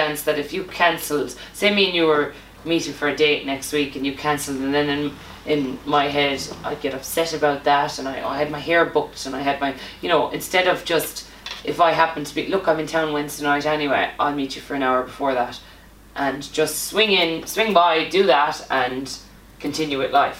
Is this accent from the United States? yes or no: no; Ireland; A lot of us Irish girls